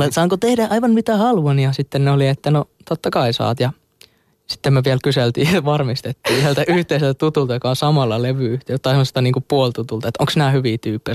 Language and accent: Finnish; Hollola, Päijät-Häme, Finland; mä oon sieltä Hollolasta kotosin ja siellä tota, pyörin silloin nuoruudessani